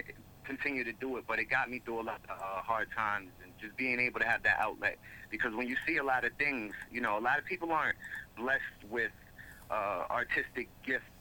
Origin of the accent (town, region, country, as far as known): Mount Vernon, New York, United States; moved away as an adult; now in Haverstraw, United States